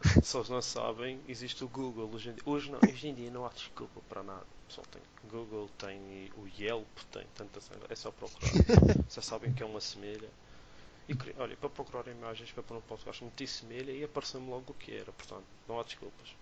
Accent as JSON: {"language": "Portuguese", "region": "Madeira", "country": "Portugal", "said": "como somos madeirenses"}